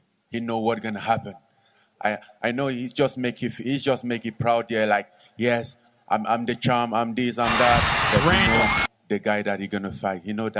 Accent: Cameroon; moved away; I grew up in Cameroon.

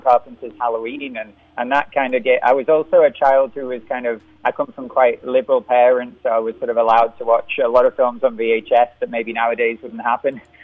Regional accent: Liverpool, North West England, United Kingdom; I'm from Liverpool

